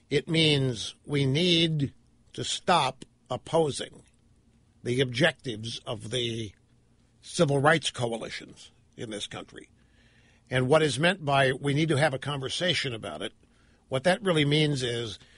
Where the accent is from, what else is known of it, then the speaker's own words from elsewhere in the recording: United States; You know, I'm, I'm an American. I love this country.